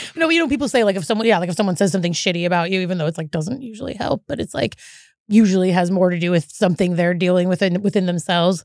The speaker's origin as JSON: {"language": "English", "town": "Eugene", "region": "Oregon", "country": "United States", "lives_now": "Portland, United States", "said": "I ended up moving to Portland because I'm from Eugene"}